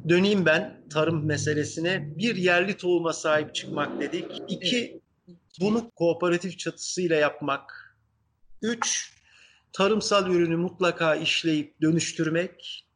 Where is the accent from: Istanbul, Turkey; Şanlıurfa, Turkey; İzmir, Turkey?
İzmir, Turkey; Izmir, Turkey; also born or lived in Ankara, Turkey / Kütahya, Turkey; Ben dediğim gibi işte Ankara'da doğdum Sonra çocukluğun ilk yılları Kütahya'da geçti. Sonra İzmir'e geldik 5 yaşındayken